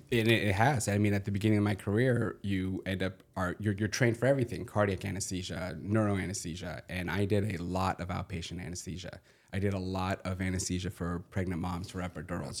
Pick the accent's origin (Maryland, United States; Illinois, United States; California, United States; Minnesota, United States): California, United States; Southern; I grew up in Southern California, went to U S C